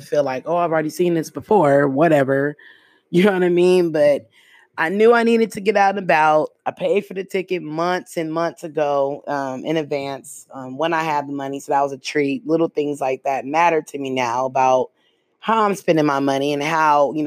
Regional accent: the Bay Area, California, United States; I'm from the Bay

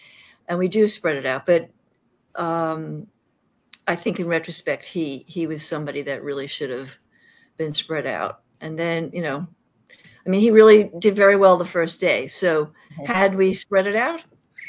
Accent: Queens, New York, United States; I'm a New Yorker. I am a solid New Yorker. Yeah. I grew up in Queens. And I don't talk like that because my sister used to torture me.

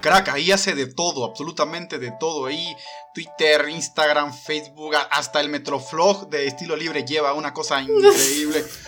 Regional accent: Mexico; soy de los pocos mexicanos

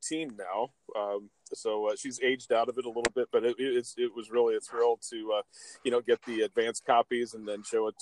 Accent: Ohio, United States; now in Highland, United States; I live in Highland, Indiana. I'm originally from Ohio

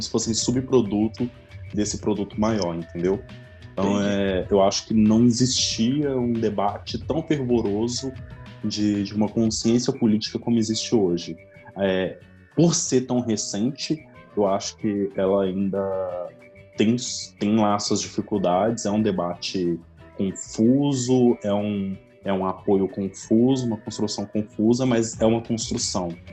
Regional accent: Betim, Minas Gerais, Brazil; assim como o Matheus, eu também sou daqui de Betim

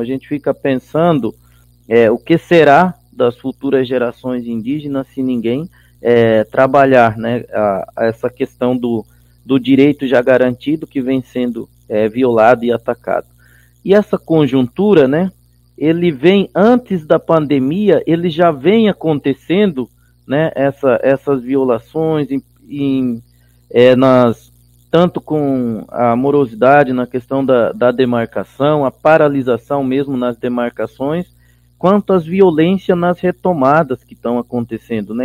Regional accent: Chiquitano people, Vila Nova Barbecho village, Brazil–Bolivia border, Mato Grosso, Brazil; also born or lived in Cuiabá, Brazil; moro na terra indígena e aldeia Vila Nova Barbecho, na divisa do Brasil com a Bolívia

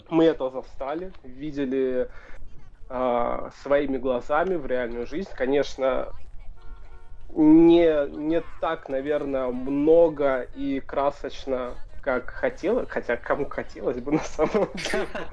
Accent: Luhansk, Luhansk Oblast, Ukraine; moved away as an adult; now in Kraków, Poland; сам я родом из э, Луганска

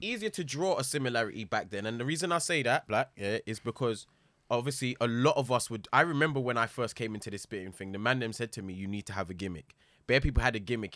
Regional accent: London, United Kingdom; growing up in London

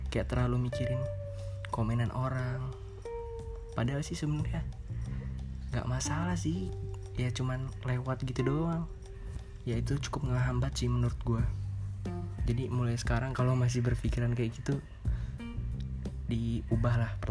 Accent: Bandar Lampung, Lampung, Indonesia; Asal dari Bandar Lampung

